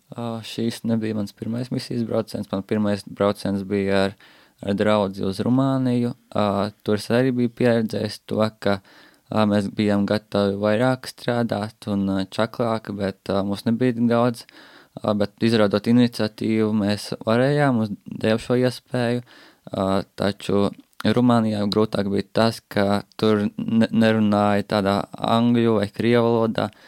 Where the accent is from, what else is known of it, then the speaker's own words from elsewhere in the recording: Latvia; mēs paši visi esam latvieši